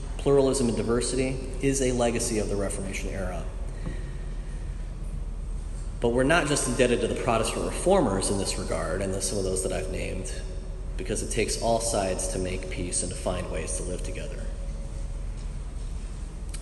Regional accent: Michigan, United States; moved away; also born or lived in Virginia / California; I'm a northerner from Michigan by way of Virginia and California

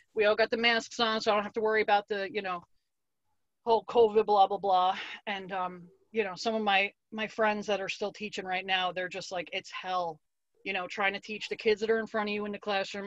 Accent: Harrison, New Jersey, United States; I'm more of a North Jersey kid. I grew up in Harrison.

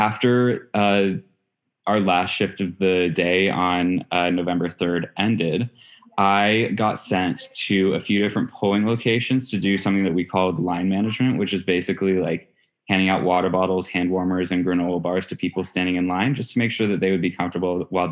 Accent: Chevy Chase, Maryland, United States; I am from Chevy Chase, Maryland.

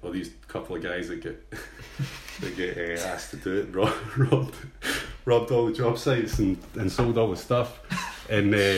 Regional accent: Ayr, Scotland, United Kingdom; I was going to Alberta to meet a guy who I grew up with in Ayr.

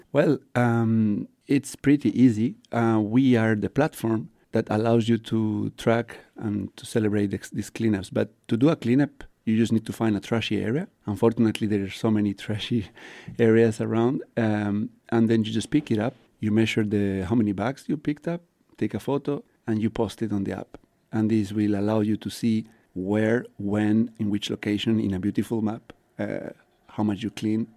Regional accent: León, Castile and León, Spain; English is a second language; moved away as an adult; now in Luxembourg; I come from Spain, from a little village called León in the northwest. and it's been three years and a half I live in Luxembourg.

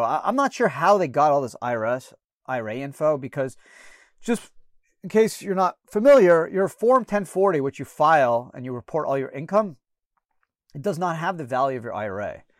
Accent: Canada; now in United States; I was born in Canada

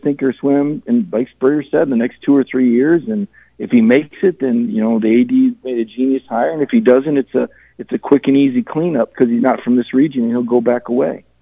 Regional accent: Mobile, Alabama, United States; I was born in Mobile, Alabama

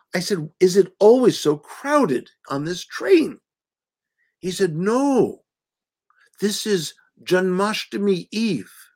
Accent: Washington, District of Columbia, United States; I grew up in the Washington, D.C. area

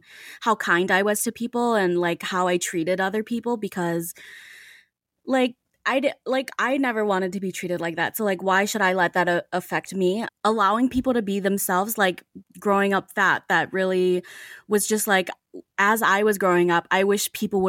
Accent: Saint Paul, Minnesota, United States; I was born and raised in Minnesota, I wasn't introduced to white people a lot.

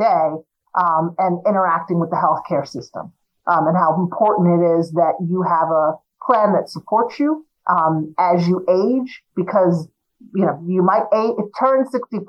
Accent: New Jersey, United States; also born or lived in Willingboro, New Jersey; I grew up in South Jersey

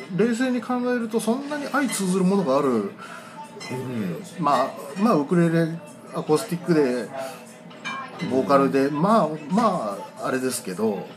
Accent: Tagawa, Fukuoka, Japan; moved away; 僕、田川の田舎に育って

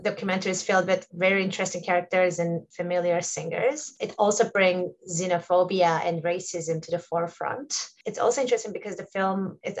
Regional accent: Turkey; moved away as an adult; now in Vancouver, Canada; for us being like born and raised in Turkey

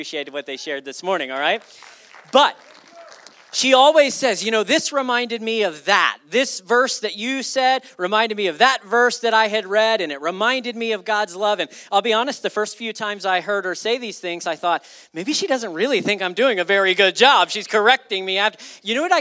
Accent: United States; I'm American. I play baseball

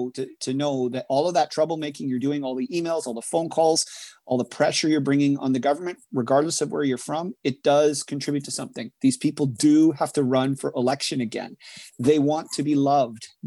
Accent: Ottawa Valley, rural Ontario, Canada; I come from rural Ontario. I grew up in the Ottawa Valley

